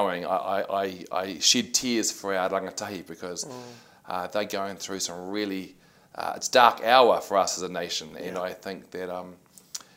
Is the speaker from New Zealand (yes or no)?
yes; Christchurch, Canterbury, New Zealand; I'm born and bred from Christchurch, Otatahi. Grew up in Hornby